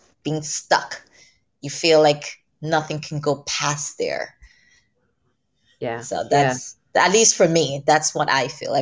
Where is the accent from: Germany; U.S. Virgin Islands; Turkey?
U.S. Virgin Islands; I grew up in St. Croix